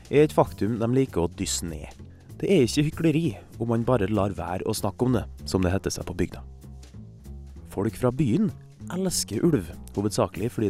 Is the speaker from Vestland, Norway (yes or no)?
no; Kristiansund, Møre og Romsdal, Norway; Uh, hei. Jeg er fra Kristiansund et sted som ikke er bygd, men som heller under ingen omstendigheter bør klassifiseres som en by.